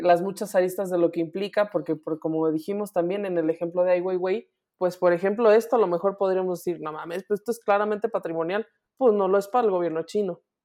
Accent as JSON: {"language": "Spanish", "country": "Mexico", "said": "soy mexicana"}